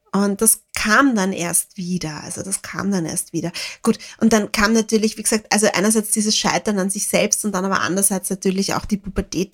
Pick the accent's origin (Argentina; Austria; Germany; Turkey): Austria; Lower Austria; ich komme vom Land, ich komme aus einer Familie ohne Akademiker